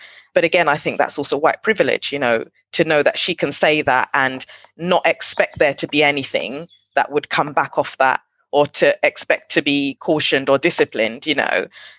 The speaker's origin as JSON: {"language": "English", "country": "Nigeria", "moved": "yes", "lives_now": "London, United Kingdom", "said": "I come from Nigeria where we speak 250 different languages."}